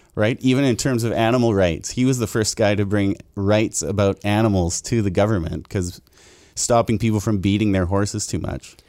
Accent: Abbotsford, British Columbia, Canada; a white guy who was born and raised in Abbotsford

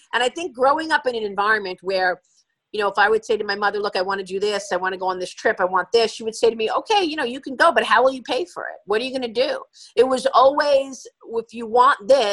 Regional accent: New York City, New York, United States; I grew up in Brooklyn

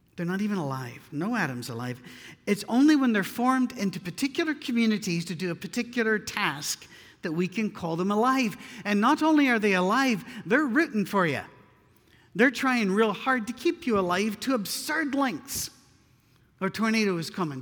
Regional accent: Scotland, United Kingdom; I'm Scottish.

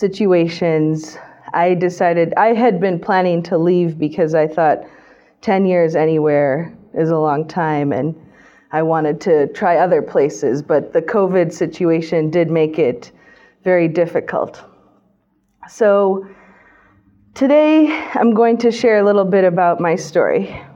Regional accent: Cleveland, Ohio, United States; moved away as an adult; also born or lived in Boston / China; now in Thailand; I grew up in Cleveland, Ohio, and I went to school in Boston, and then I moved to China shortly after graduating from university in 2012.

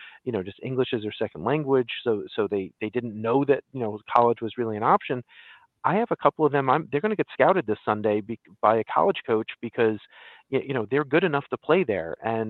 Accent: New Jersey, United States; some people don't think that Central Jersey exists, but of course we who live there know that it does because we live there. We're from there.

